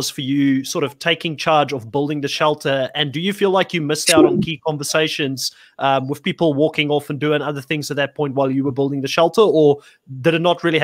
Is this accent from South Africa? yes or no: yes; South Africa; moved away as an adult; I I grew up in South Africa. I lived there for eighteen years before